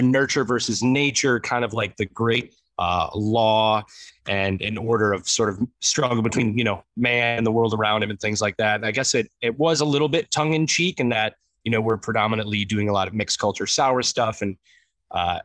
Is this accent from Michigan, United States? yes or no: yes; Detroit, Michigan, United States; moved away as an adult; now in Chicago, United States; I was born and raised in Metro Detroit